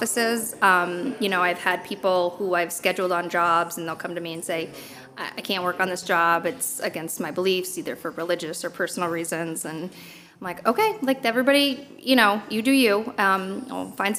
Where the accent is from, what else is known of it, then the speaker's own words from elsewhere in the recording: Connecticut, United States; I'm from Connecticut